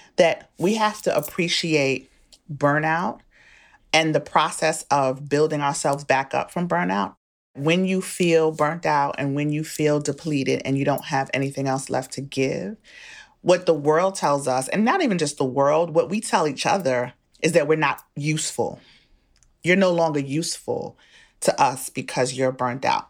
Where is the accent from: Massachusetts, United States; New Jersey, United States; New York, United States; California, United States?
New York, United States; moved away as an adult; now in Maryland, United States; I'm a Bronx person. I'm from the Bronx. I'm from New York.